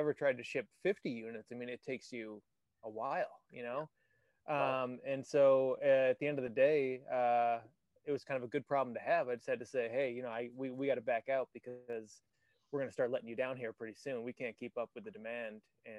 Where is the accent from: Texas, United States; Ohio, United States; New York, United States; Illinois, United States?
Illinois, United States; Chicago; We're both from Chicago